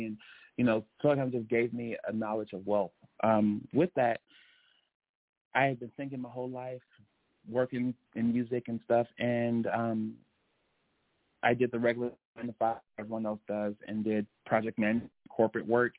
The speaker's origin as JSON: {"language": "English", "town": "Chicago", "region": "Illinois", "country": "United States", "moved": "yes", "lives_now": "Los Angeles, United States", "said": "I am a Chicago, Illinois ex-resident, but I have transplanted here to L.A."}